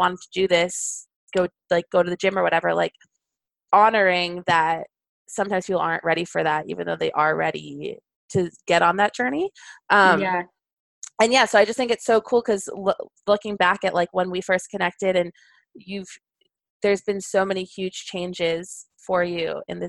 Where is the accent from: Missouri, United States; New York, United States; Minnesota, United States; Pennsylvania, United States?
New York, United States; now in Kentucky, United States; even though I went there and I came here from New York, it's so funny to think about Kentucky.